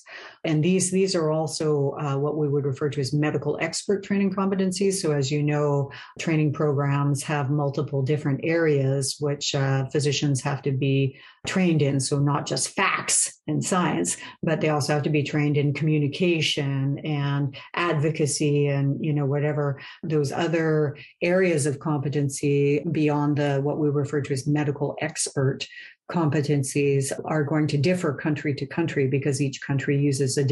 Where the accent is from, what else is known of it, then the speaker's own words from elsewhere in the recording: Canada; I'm Canadian